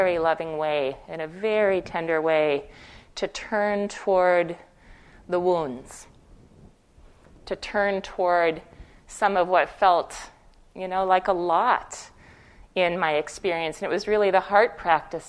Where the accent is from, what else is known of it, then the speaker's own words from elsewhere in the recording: Fargo, North Dakota, United States; moved away as an adult; I spent the first 18 years of my life in Fargo, North Dakota, Fargo like the movie. That's where I'm from originally